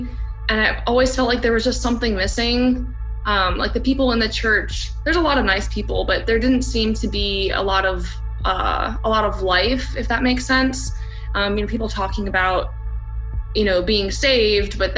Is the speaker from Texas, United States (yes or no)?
no; Maryland, United States; moved away as an adult; also born or lived in Tennessee; now in Redding, United States; I was born and raised in Maryland, but I moved to Tennessee for college